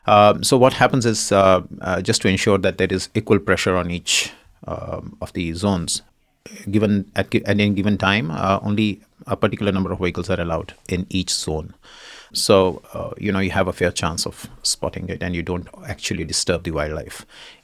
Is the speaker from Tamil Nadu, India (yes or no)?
no; Shimla, Himachal Pradesh, India; It's beautiful weather. It's as serene as it gets, and it is as quiet as it gets. Yeah, I mean, very difficult to put it in words. So Shimla's got culture, Shimla's got history